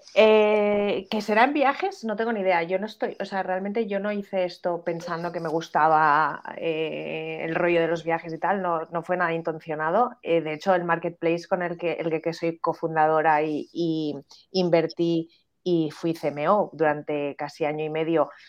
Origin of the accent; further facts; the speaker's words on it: Spain; en España